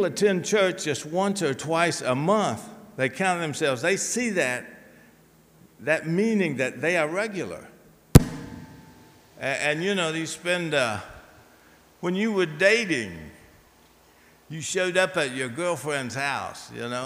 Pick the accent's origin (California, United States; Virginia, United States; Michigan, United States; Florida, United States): Virginia, United States; moved away; my hometown in Virginia